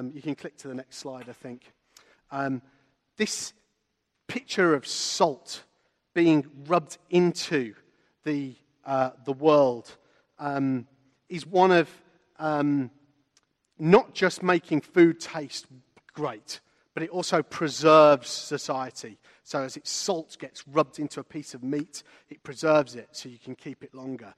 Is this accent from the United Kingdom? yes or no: yes; Walsall, West Midlands, United Kingdom; I grew up in a town called Walsall, which is north of Birmingham, not in Poland.